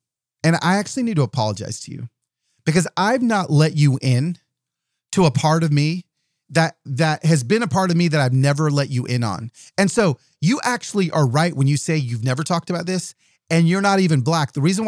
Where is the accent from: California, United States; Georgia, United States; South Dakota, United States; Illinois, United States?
California, United States; also born or lived in Southern US; like when I was a little kid and we moved to the South from Southern California.